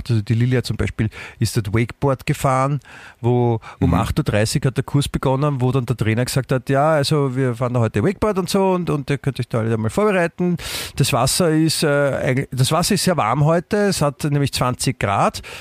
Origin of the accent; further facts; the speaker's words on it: Germany; sicher, ich bin Deutscher.